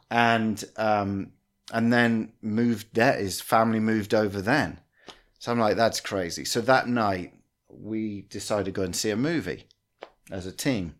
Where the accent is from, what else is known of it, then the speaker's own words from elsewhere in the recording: England, United Kingdom; moved away as an adult; also born or lived in Australia / Washington, Illinois; now in Peoria, United States; grew up in England, uh, and then around eighteen years of age, uh, moved to Australia for a year, and that really messed my accent up